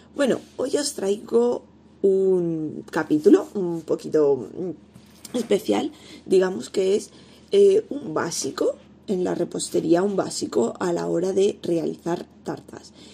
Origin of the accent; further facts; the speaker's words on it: Elda, Valencian Community, Spain; en la zona de Alicante, donde yo vivo, en Elda, yo soy de Elda